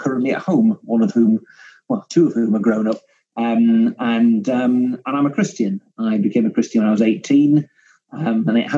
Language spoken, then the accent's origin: English; Cumbria, North West England, United Kingdom; I'm a Cumbrian, you know. You can almost see Scotland from my back window